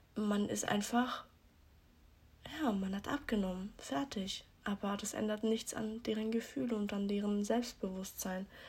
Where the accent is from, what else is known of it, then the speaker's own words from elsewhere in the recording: Switzerland; ich bin 18, ich komme aus der Schweiz.